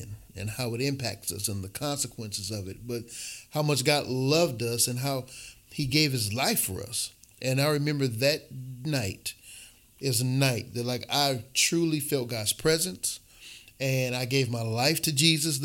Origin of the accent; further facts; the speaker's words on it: Milwaukee, Wisconsin, United States; also born or lived in Chicago; I grew up here in Milwaukee, born in Chicago, but raised here in Milwaukee